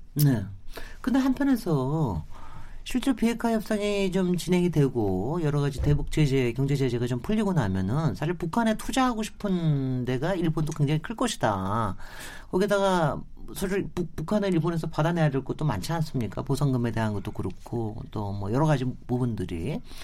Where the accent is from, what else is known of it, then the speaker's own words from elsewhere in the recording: South Korea; 제가 뭐 한국인이기 때문에